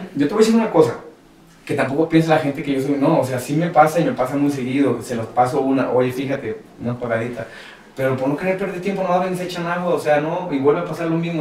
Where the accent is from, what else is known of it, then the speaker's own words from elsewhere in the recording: Monterrey, Nuevo León, Mexico; moved away as an adult; now in Mexico City, Mexico; me fui de, de Monterrey y me, me, iba por varios lugares a trabajar